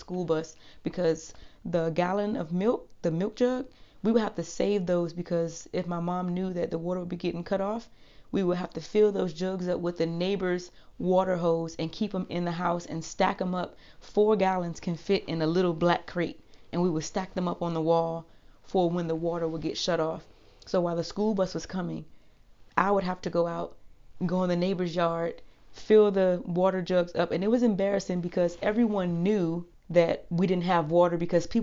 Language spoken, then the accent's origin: English; Washington, District of Columbia, United States; also born or lived in Virginia / Germany / Hawaii; now in Korea; born and raised in Washington, D.C.